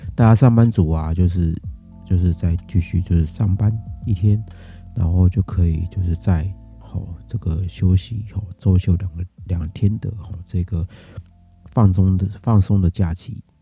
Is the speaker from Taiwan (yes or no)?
yes; Taiwan; 那我们台湾这边的哦，那可能是我防疫的哦，这一年的防疫的这个， 这个努力哦